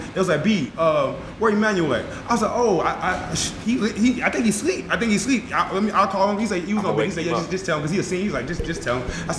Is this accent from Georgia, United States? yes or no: yes; Atlanta, Georgia, United States; moved away as an adult; also born or lived in Bolivar, Missouri; I'm a freshman. I didn't know. I'm from Atlanta.